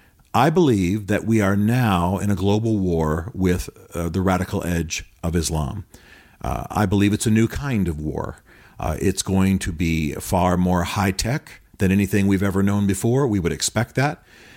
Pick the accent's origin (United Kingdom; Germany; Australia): Germany; now in United States; As I say, I grew up in Europe, in Germany. I have great sympathy for Germany.